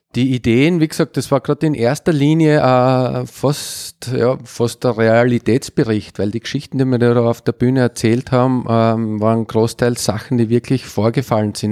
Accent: Upper Styria, Austria; now in Graz, Austria; ich bin aus der Obersteiermark zum GRK gewechselt in jungen Jahren

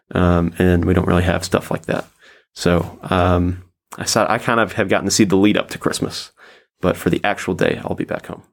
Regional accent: Nashville, Tennessee, United States; moved away as an adult; now in Judenburg, Austria; I am from the United States, uh, from the state of Tennessee, the city of Nashville.

